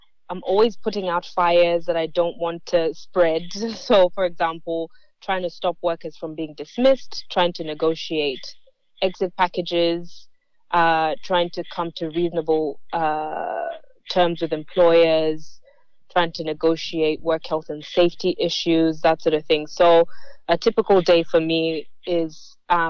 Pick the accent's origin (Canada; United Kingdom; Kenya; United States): Kenya; moved away as an adult; also born or lived in Adelaide, Australia; now in Melbourne, Australia; I migrated to Australia about 12 years ago. I'm Kenyan Australian